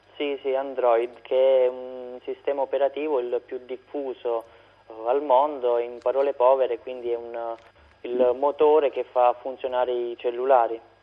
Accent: Rotondella, Basilicata, Italy; nel mio paese, Rotondella, in provincia di, di Matera

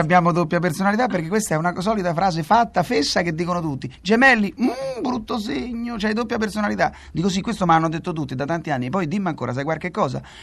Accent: Rome, Lazio, Italy; oggi sono uno dei pochi romani di Roma perché mia madre è nata a Roma, nacque a Roma, eh, eh, a Testaccio, quindi siamo proprio romani

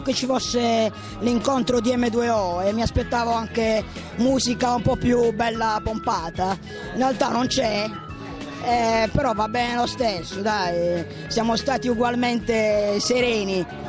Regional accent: Rome, Lazio, Italy; sono di Roma

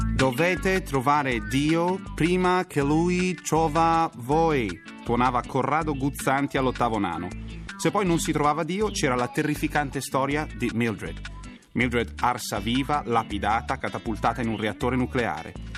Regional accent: province of Varese, Lombardy, Italy; dalle mie parti, nell'opulenta provincia di Varese

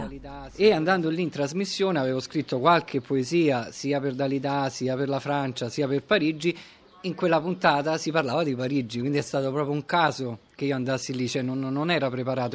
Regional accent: Rome, Lazio, Italy; Io ho sempre vissuto qua, anche se in realtà sono nato in, eh, Viale Angelico, in zona Prati

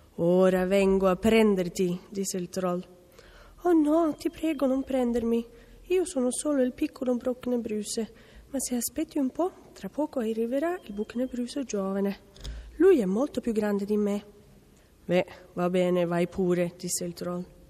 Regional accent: Porsgrunn, Vestfold og Telemark, Norway; Italian is a second language; moved away; vengo da Norvegia, dalla città di Porsgrunn

